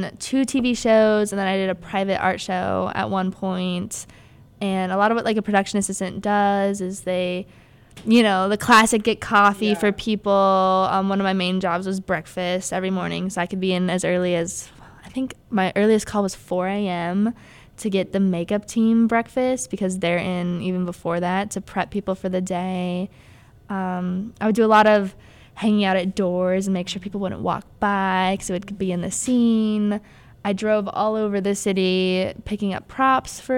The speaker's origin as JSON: {"language": "English", "town": "Littleton", "region": "Colorado", "country": "United States", "moved": "as an adult", "lives_now": "Chicago, United States", "said": "I'm originally from Littleton, Colorado, which is a suburb right outside of Denver"}